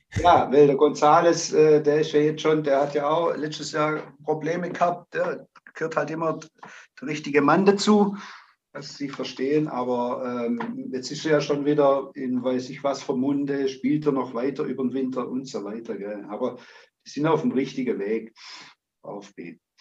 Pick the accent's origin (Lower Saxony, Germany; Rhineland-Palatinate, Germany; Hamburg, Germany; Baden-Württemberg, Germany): Baden-Württemberg, Germany; Zimmern ob Rottweil; ich stamme aus Zimmern, habe die Jugend durchlaufen